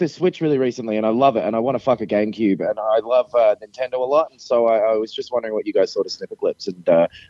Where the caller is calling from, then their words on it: Melbourne, Victoria, Australia; from Melbourne. It's great to be calling in.